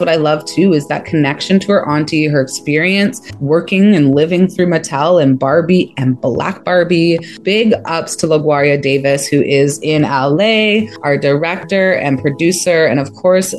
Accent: Jamaica; now in Canada; I'm Jamaican

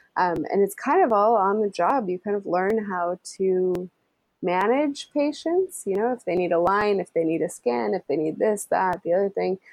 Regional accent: United States; moved away as an adult; now in London, United Kingdom; I'm the American.

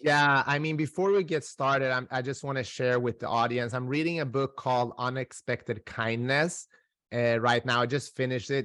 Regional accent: Sweden; also born or lived in North Macedonia; I am originally from Macedonia. I grew up in Sweden

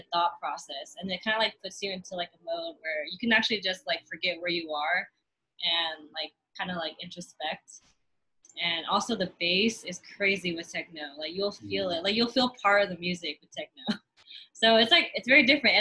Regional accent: the Bay Area, California, United States; growing up in the Bay, like, you're surrounded by hip-hop, rap, like, rock

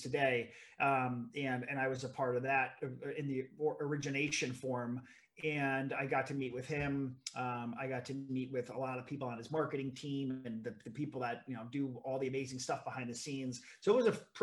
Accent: South Florida, United States; I grew up in South Florida

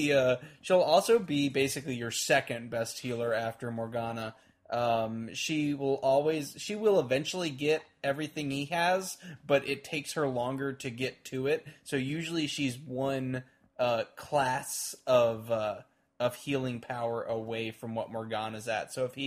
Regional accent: Texas, United States; I'm from Texas.

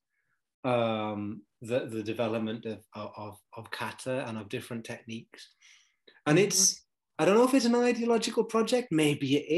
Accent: United Kingdom; I'm British

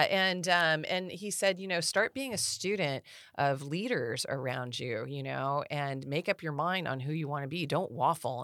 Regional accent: Rancho Cordova, California, United States; also born or lived in China Lake, California / Auburn, California; we had fun growing up here. Rancho is a, a pretty, uh, neat little town

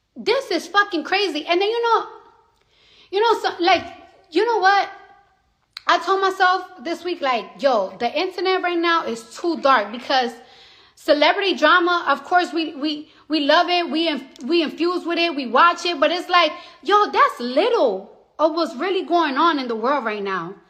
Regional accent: New York City, New York, United States; moved away as an adult; now in New Jersey, United States; I'm from the Bronx

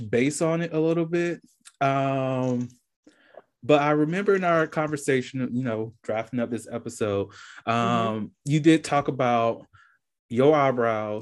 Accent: Georgia, United States; going on here in Georgia too a while growing up

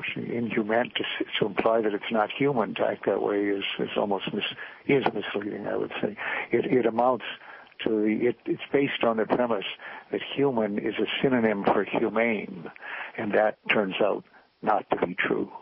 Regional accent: United States; as an American

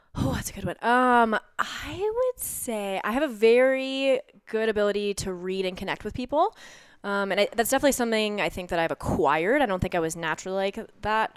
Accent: Lakewood, Colorado, United States; moved away as an adult; I am born and raised, uh, Lakewood, Colorado, so right here, right outside of Denver

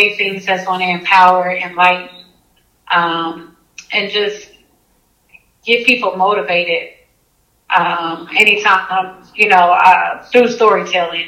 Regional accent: Oklahoma City, Oklahoma, United States; I'm from Oklahoma City

